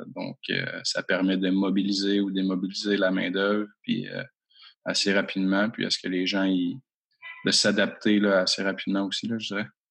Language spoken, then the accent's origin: French; Rouyn-Noranda, Quebec, Canada; je suis natif de l'Abitibi-Témiscamingue, à Rwanda